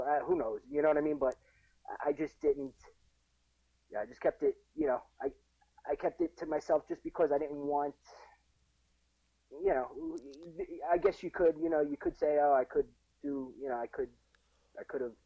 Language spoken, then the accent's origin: English; Jersey City, New Jersey, United States; I grew up in Jersey City, which now it's all gentrified